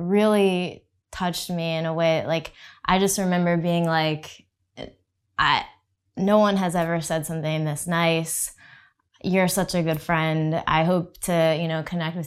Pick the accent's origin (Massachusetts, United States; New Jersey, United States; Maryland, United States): New Jersey, United States; moved away as an adult; also born or lived in Texas; now in Austin, United States; So we grew up in New Jersey